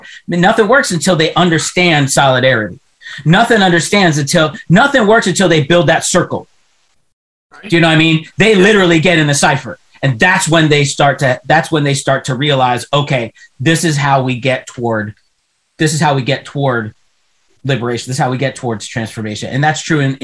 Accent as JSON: {"language": "English", "town": "Pittsburgh", "region": "Pennsylvania", "country": "United States", "said": "I'm from Pittsburgh"}